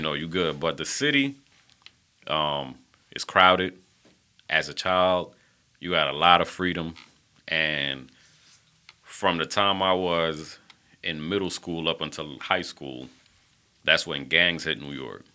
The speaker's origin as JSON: {"language": "English", "country": "Panama", "tie": "born or raised there", "moved": "yes", "said": "I was born in Panama, the country"}